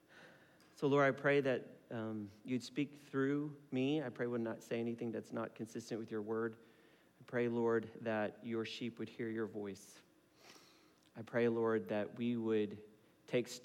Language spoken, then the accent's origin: English; Philippines; So I'm Filipino